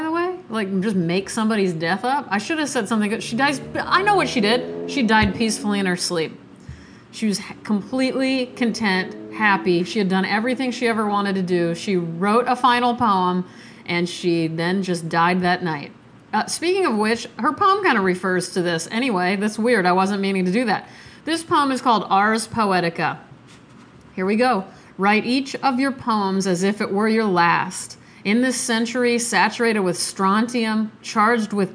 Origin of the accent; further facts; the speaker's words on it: Nebraska, United States; moved away; I'm from Nebraska. If you guys didn't know, that's where I was born.